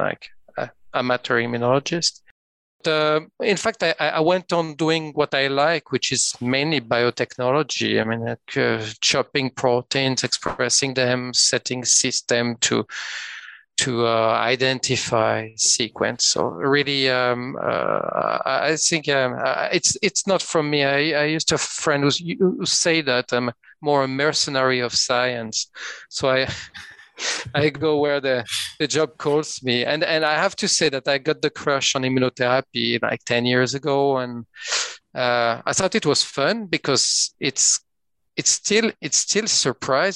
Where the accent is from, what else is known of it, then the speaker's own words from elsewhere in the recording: French part of Switzerland, Romandy, Switzerland; accent: French-Swiss; English is a second language; moved away as an adult; also born or lived in Geneva; now in Oslo, Norway; As you can hear from my accent, I'm from the French part of Switzerland